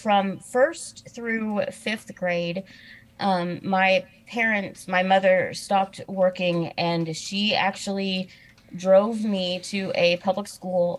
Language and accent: English; Danville, Illinois, United States; I am originally from Illinois. I was born in a town called Danville, Illinois